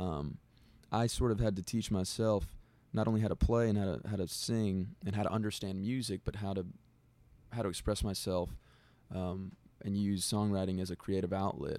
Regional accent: Del Rio, Texas, United States; I'm from Del Rio, Texas

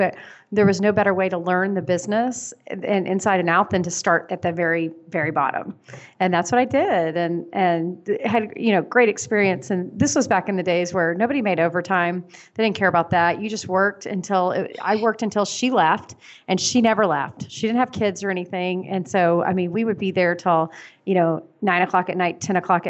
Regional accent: Tulsa, Oklahoma, United States; I'm from Tulsa, Oklahoma

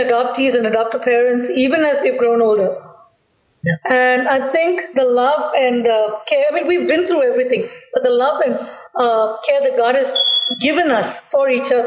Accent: India; from the Indian perspective because that's our background.

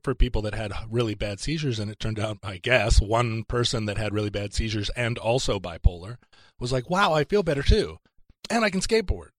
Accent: Alaska, United States; moved away; also born or lived in Seattle; I grew up in Alaska.

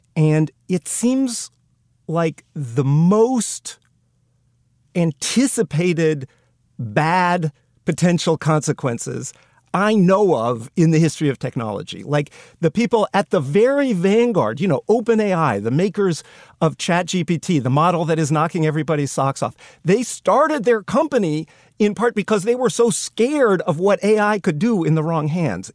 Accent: United States

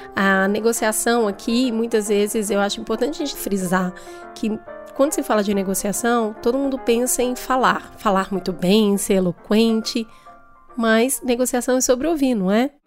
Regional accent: Hortolândia, São Paulo, Brazil; eu sou de Hortolândia

